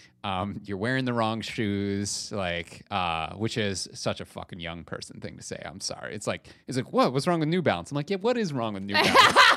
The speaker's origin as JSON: {"language": "English", "country": "Canada", "said": "As a Canadian, that is absolutely a sentence."}